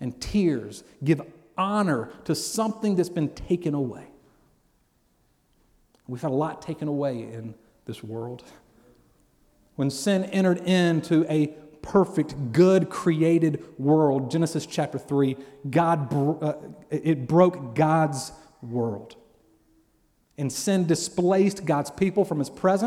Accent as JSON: {"language": "English", "town": "Columbus", "region": "Georgia", "country": "United States", "tie": "born or raised there", "also_born_or_lived": "Valley, Alabama", "said": "I grew up in Columbus, Georgia. My dad was stationed in the military, Fort Benning"}